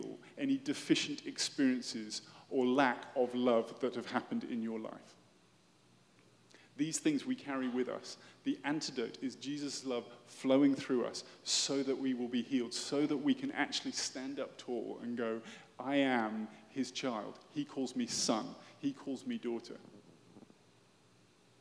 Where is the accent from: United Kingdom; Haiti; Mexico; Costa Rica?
United Kingdom; moved away as an adult; also born or lived in London; I am British